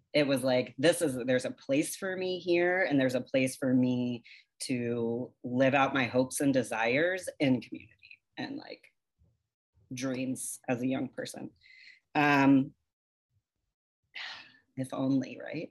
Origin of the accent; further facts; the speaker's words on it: the South, United States; growing up in the South